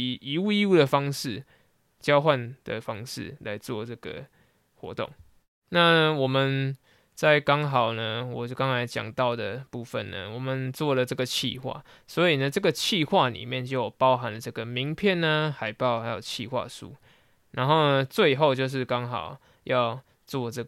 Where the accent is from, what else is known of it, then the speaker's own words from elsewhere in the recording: central and southern Taiwan, Taiwan; 那因为我是中南部的小孩，所以呢，多少还是会一点台语。